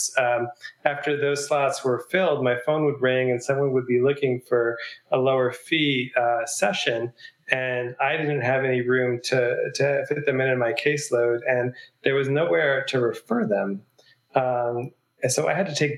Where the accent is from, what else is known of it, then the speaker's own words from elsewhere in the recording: New York, United States; now in Asheville, United States; I'm from New York